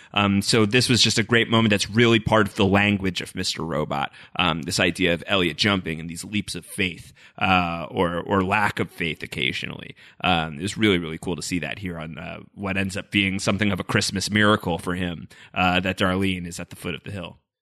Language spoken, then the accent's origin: English; New York, United States; as a New Yorker